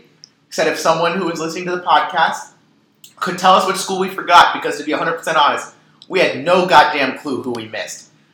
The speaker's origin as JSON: {"language": "English", "region": "Maryland", "country": "United States", "said": "I'm from Maryland."}